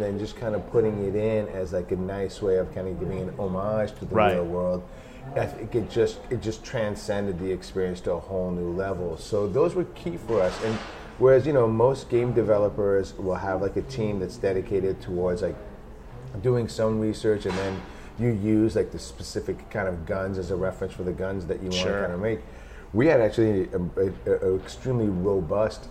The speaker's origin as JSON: {"language": "English", "country": "Iran", "tie": "born or raised there", "moved": "yes", "said": "I grew up in Iran"}